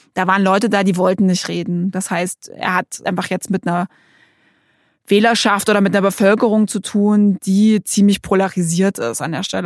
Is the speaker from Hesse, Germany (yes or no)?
no; Saxony, Germany; ich komme ja auch aus Sachsen. Also für mich ist das Heimat.